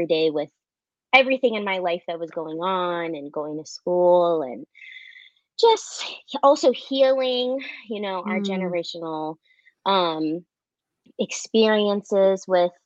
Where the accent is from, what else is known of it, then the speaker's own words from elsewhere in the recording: Southern California, United States; I am from Southern California